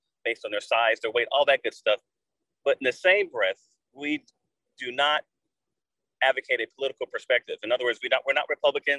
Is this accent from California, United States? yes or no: yes; California, United States; moved away as an adult; now in Georgia, United States; I was born and raised in Blair, California, Northern Cal, 50 miles north of Clinton, San Francisco.